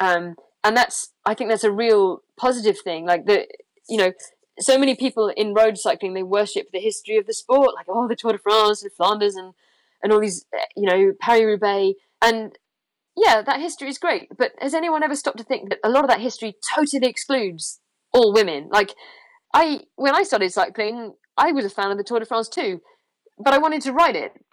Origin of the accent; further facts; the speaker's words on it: London, United Kingdom; moved away; I was born in London and I hate it.